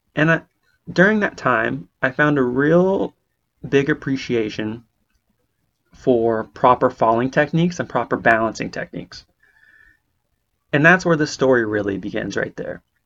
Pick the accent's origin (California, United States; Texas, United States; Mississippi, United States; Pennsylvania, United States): California, United States; Bay Area; moved away as an adult; now in Portland, Maine, United States; I'm originally from California on the West Coast, Bay Area specifically